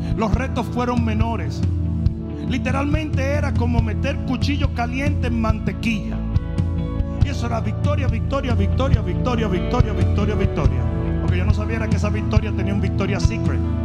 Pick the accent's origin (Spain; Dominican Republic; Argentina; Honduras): Dominican Republic; moved away